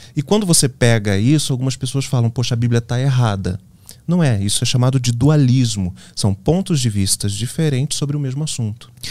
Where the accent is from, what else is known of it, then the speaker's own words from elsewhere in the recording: interior of Minas Gerais, Brazil; moved away as an adult; also born or lived in Rio de Janeiro; eu nasci no Rio de Janeiro. Mas aos seis meses eu me mudei para o interior das Minas Gerais, uma cidade bucólica